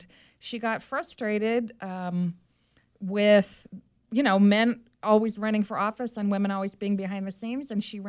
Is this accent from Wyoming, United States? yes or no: no; Turlock, California, United States; moved away as an adult; also born or lived in Berkeley, California; now in San Diego, United States; I'm from the Central Valley of California, from beautiful downtown Turlock.